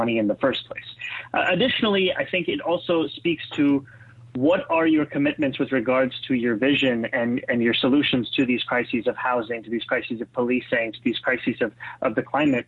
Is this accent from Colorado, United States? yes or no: no; New York City, New York, United States; also born or lived in Kampala, Uganda; I was born and raised in Kampala, Uganda, in East Africa. I immigrated to New York City at the age of 7 in 1999